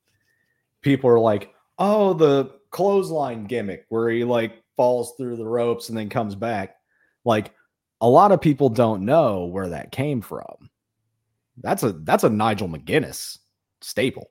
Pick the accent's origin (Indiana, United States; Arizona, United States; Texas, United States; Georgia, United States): Indiana, United States; Indianapolis; I grew up in Indianapolis